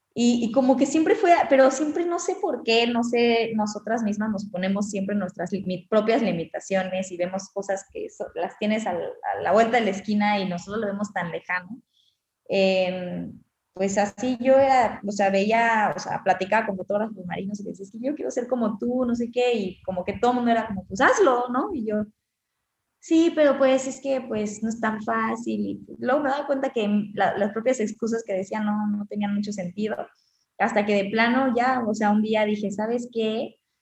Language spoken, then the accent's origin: Spanish; Cancún, Quintana Roo, Mexico; yo nací en Cancún